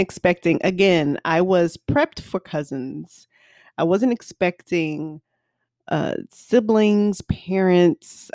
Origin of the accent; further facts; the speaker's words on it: the South, United States; I'm from the South